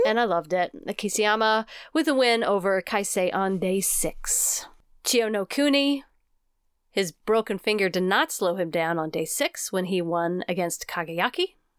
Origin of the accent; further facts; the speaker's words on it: United States; we are American through and through.